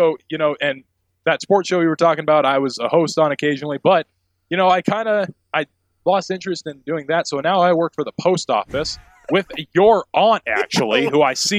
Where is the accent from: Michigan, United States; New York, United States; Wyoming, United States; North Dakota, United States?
North Dakota, United States; Bismarck; now in Missoula, United States; I was born in Bismarck, North Dakota.